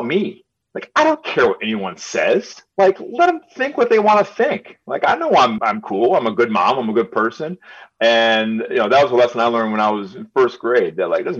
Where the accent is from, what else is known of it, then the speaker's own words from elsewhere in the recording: Birmingham, Michigan, United States; I grew up in Birmingham and I spoke the way I spoke